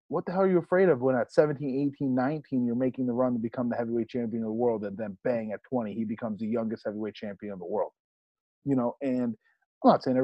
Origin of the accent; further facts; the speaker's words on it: New England, United States; Growing up in New England, we know that full well